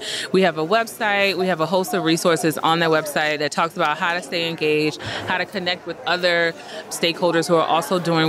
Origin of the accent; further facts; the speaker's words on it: the South, United States; I won't give all the cliche sayings because I am from the South and we love them.